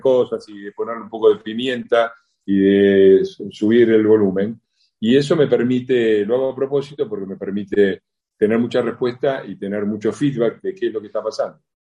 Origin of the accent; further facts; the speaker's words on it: Argentina; somos buenos los argentinos